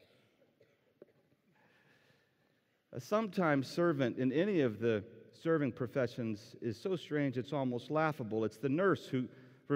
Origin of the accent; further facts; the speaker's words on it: North Carolina, United States; I'm from North Carolina.